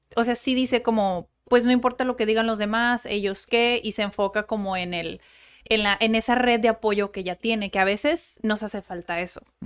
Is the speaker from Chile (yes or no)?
no; Mexico; yo soy mexicana y también tengo esa cultura